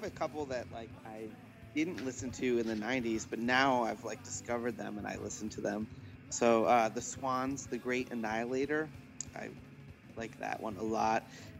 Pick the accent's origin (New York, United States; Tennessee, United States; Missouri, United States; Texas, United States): New York, United States; Buffalo; They're my hometown band